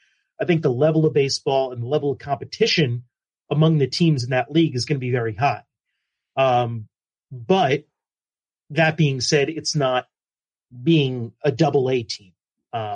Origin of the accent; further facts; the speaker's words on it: New Jersey, United States; My home state